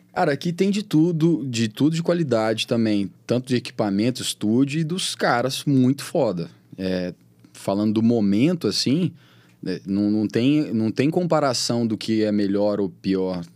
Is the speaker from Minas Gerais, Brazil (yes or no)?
yes; Patos de Minas, Minas Gerais, Brazil; now in Belo Horizonte, Brazil; eu nunca esqueço de onde eu sou, entendeu? Eu tô sempre em Patos, que é minha casa